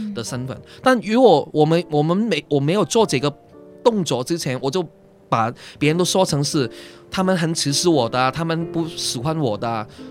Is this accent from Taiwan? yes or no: no; Hong Kong; 我是从香港来